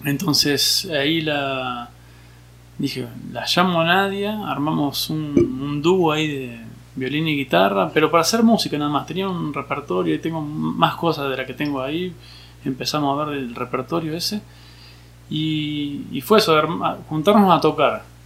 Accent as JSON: {"language": "Spanish", "town": "Junín", "region": "Buenos Aires Province", "country": "Argentina", "said": "Soy de Junín, provincia de Buenos Aires"}